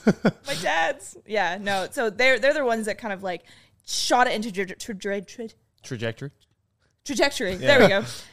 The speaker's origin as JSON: {"language": "English", "town": "Reno", "region": "Nevada", "country": "United States", "tie": "born there", "said": "I was born in Reno. So my mom is from New Zealand and my dad is from the States."}